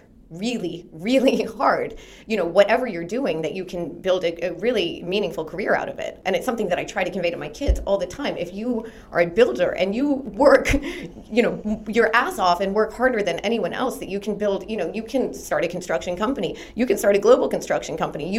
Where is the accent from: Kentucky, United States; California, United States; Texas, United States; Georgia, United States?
Texas, United States; I'm Texan, he's also Texan. I spoke fluent French. I had studied French literature.